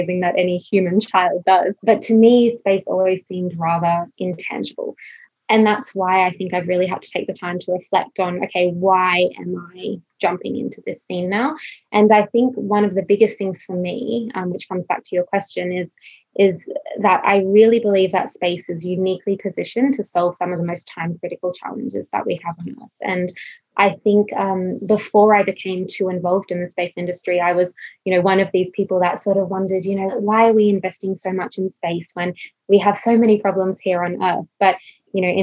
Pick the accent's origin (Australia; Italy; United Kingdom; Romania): Australia; Queensland; also born or lived in Sunshine Coast / Emerald / Brisbane; I grew up in Queensland, so I was born on the Sunshine Coast and then spent a lot of my childhood in Emerald.